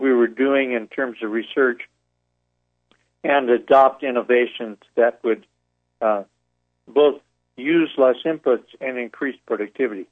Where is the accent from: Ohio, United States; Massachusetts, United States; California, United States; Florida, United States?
California, United States; Orange County, Southern; also born or lived in Brazil; now in Oregon, United States; I grew up in Southern California with a lot of oranges and avocados